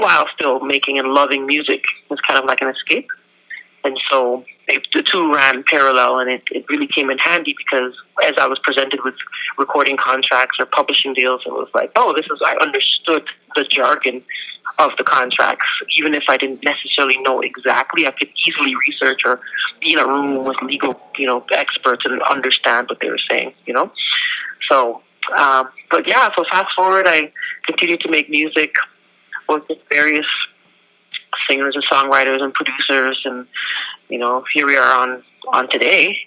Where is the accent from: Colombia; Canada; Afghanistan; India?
Canada; I'm a Canadian born of Jamaican descent